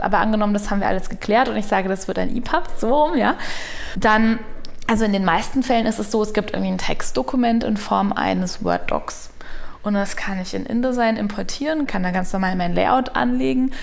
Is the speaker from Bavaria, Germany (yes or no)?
no; Münsterland, North Rhine-Westphalia, Germany; moved away; Also ich bin da geboren und im Münsterland aufgewachsen